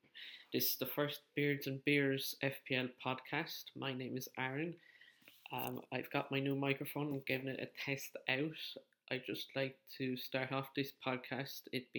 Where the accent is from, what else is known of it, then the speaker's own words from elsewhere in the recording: County Wexford, Leinster, Ireland; I'm from County Wexford in the Republic of Ireland.